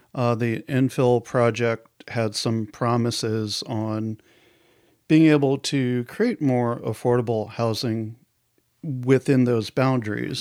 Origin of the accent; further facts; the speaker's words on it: outside of New York City, United States; now in Portland, United States; I grew up outside of New York City.